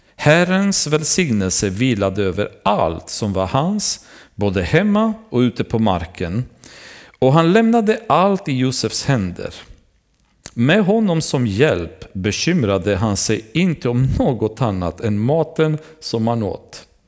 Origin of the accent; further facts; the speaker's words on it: Romania; moved away; Jag själv hade vuxit upp i början i mitt liv när jag var yngre Därför att i Rumänien